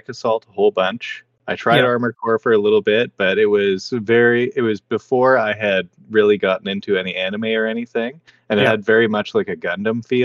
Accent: Canada; We are Canadian

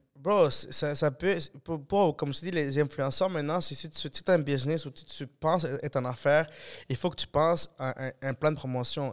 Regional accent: Montreal, Quebec, Canada; je suis de fucking Montréal

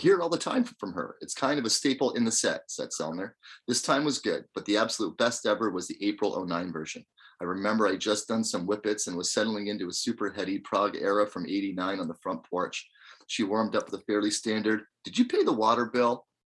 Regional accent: Wisconsin, United States; I don't know, man. I'm from Wisconsin. New England is weird.

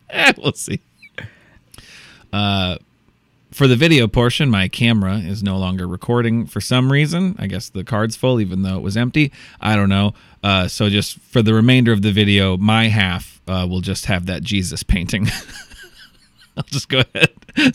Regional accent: Iowa, United States; I'm from Iowa. It's my home.

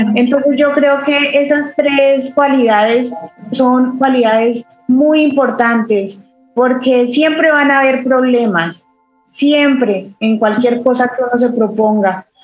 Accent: a city near Bogotá, Cundinamarca, Colombia; moved away as an adult; also born or lived in Ireland; now in Bahrain; yo viví en, una ciudad cerca a Bogotá, pero cuando yo tenía la edad de 17 años tuve que dejar eh, la casa de mis papás

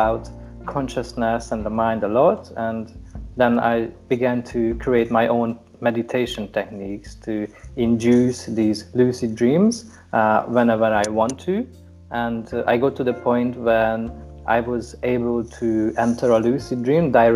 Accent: Hungary; I'm from Hungary

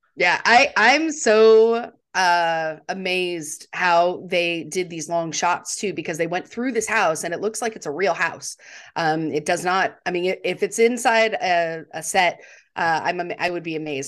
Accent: Texas, United States; I grew up in Texas, which is not technically the South, but it's close enough to Louisiana

